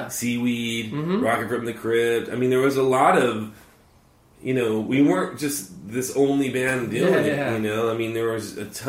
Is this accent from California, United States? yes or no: yes; Harbor City, California, United States; born or raised there